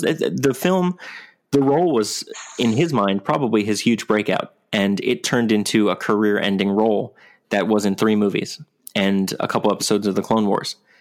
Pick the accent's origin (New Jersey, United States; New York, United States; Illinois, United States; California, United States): New York, United States; I'm from New York.